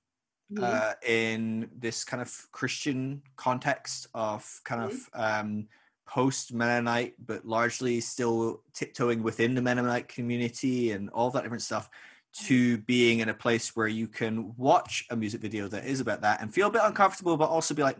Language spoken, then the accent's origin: English; Scotland, United Kingdom; moved away as an adult; now in United States